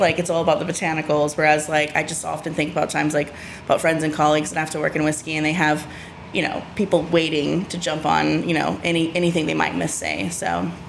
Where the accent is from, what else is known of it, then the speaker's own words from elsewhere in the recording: United States; moved away as an adult; now in Scotland, United Kingdom; it's an American. And then I have to be like, okay, stick with me here. It's not going to be rubbish. I promise. I've lived here 7 years.